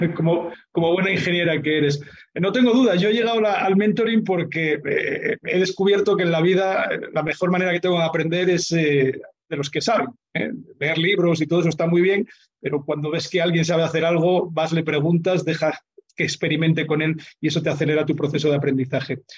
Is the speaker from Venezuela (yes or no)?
no; Asturias, Spain; moved away; yo, presumo, mucho de que soy asturiano ¿eh? y cada vez que voy por, el, por mi pueblo allá en la montaña